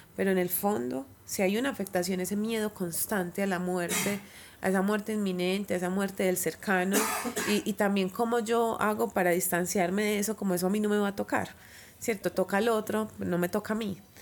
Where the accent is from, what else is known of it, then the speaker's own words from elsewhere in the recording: Bello, Antioquia, Colombia; yo crecí en el barrio París. Viví en el barrio París hasta los nueve años